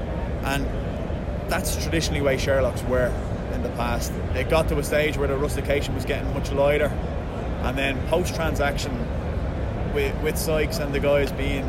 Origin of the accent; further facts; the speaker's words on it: Dublin, Leinster, Ireland; I'm from Peterson's in Dublin.